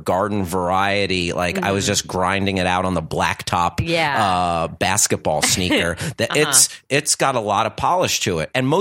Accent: New Jersey, United States; moved away; growing up in Jersey

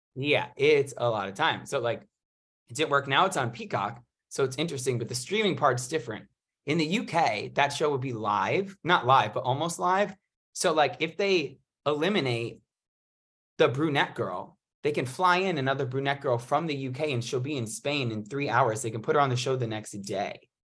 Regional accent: New York, United States; moved away as an adult; now in Los Angeles, United States; I live in L A, from New York, came out here for college

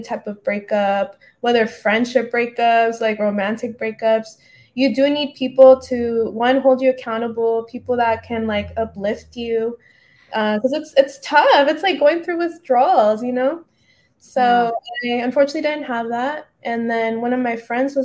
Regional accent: San Diego, California, United States; now in Los Angeles, United States; I'm originally from San Diego, but I came out to L.A.

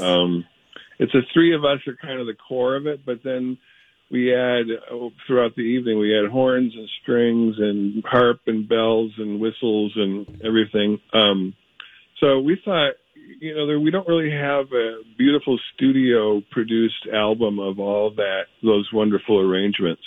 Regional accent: Midwest, United States; we grew up in the Midwest where it actually really is dark and cold

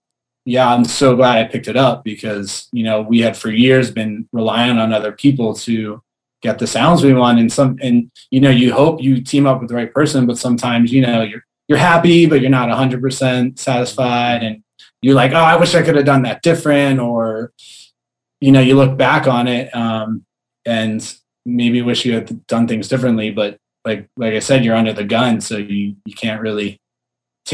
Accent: Philadelphia, Pennsylvania, United States; moved away as an adult; also born or lived in New York / Los Angeles; now in San Diego, United States; I was born outside of Philadelphia

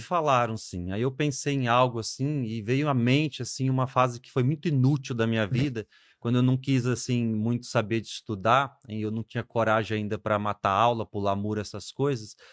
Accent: Marabá, Pará, Brazil; also born or lived in Espírito Santo, Brazil; now in Parauapebas, Brazil; No Espírito Santo eu fiquei até uns nove, depois eu vim para Marabá

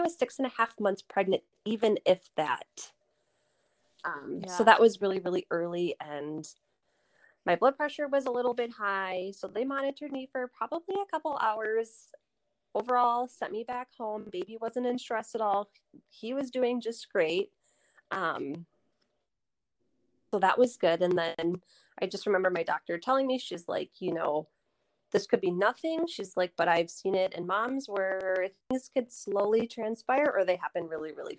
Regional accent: Lake Country area, Oconomowoc, Wisconsin, United States; I live here in Oconomowoc with my husband. We are both from the Lake Country area

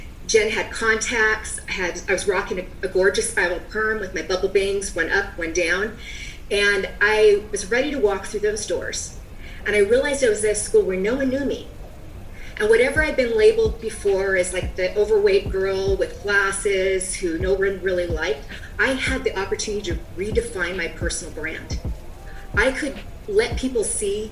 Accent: Seattle, Washington, United States; I'm from the Seattle area where there's more than a Starbucks on every corner

